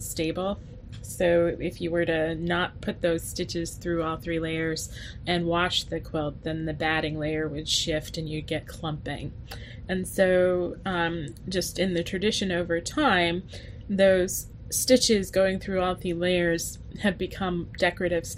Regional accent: Tallahassee, Florida, United States; I grew up in Tallahassee, Florida, but my family is from the Deep South

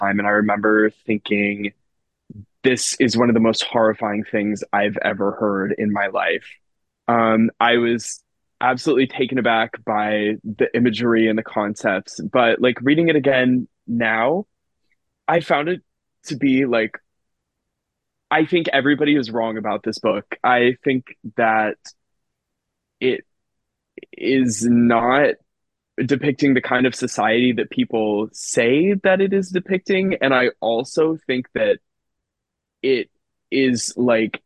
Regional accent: Charleston, South Carolina, United States; I'm an actor and a writer from Charleston, South Carolina

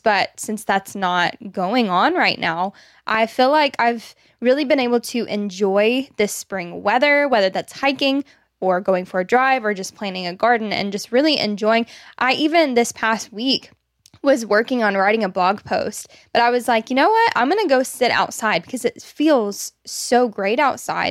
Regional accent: Arkansas, United States; Both you and I have been born and raised in Arkansas

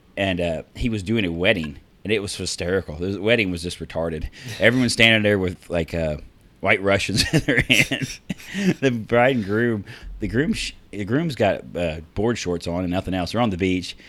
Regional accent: Vincennes, Indiana, United States; also born or lived in Arizona; I grew up in Vincennes

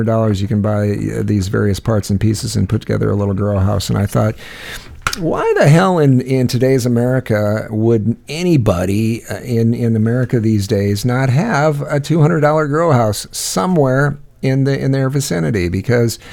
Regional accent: Northwest Iowa near Sioux City, United States; I grew up in Northwest Iowa near Sioux City, Iowa

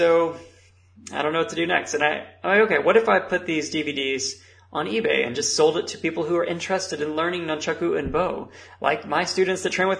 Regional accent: United States; I am American

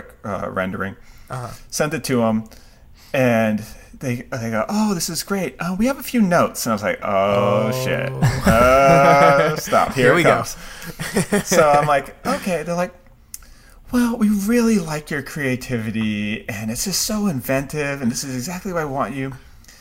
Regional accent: United States; my last name may be ethnically Japanese doesn't mean I'm not American

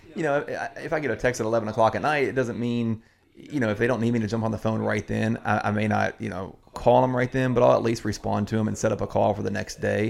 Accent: Southern Indiana, United States; now in Crestwood, United States; I grew up in Southern Indiana.

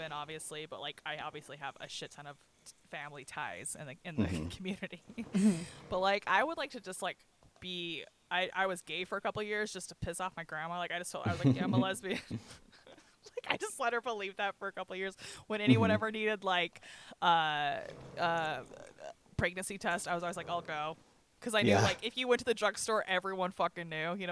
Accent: Richfield, Utah, United States; I was raised in Richfield

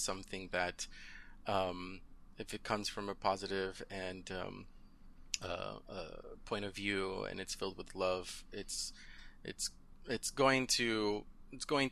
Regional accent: Southern California, United States; first language Spanish; English is a second language; Southern California, and I finished high school there

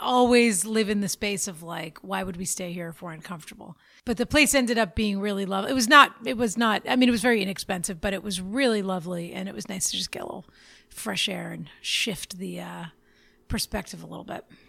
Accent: Boston, Massachusetts, United States; now in Los Angeles, United States; I grew up in Boston

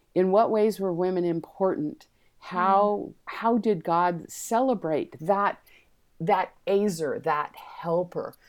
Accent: Los Angeles, California, United States; also born or lived in San Diego, California; I actually was born in Los Angeles

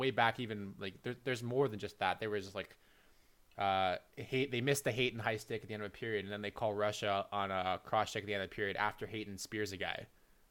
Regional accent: Canada; I'm a Canadian, and I love Canada

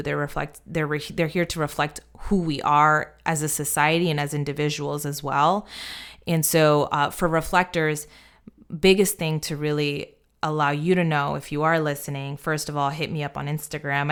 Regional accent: United States; I am American

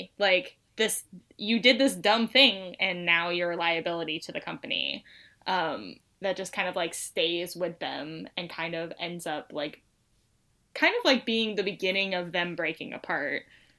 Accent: North Carolina, United States; Because we're from North Carolina, so, like, we're real, like, Appalachian and Southern.

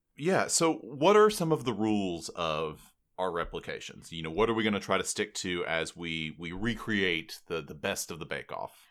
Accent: South Georgia, United States; we're from the same town in South Georgia

